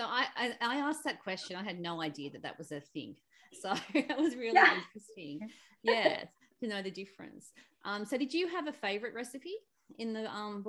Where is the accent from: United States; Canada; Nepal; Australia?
Australia; as an Aussie